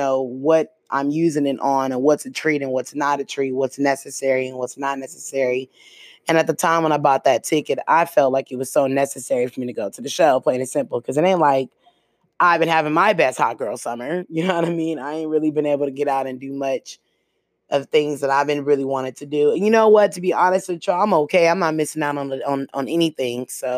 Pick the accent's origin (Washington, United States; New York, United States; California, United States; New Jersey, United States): California, United States; the Bay Area; I'm from the Bay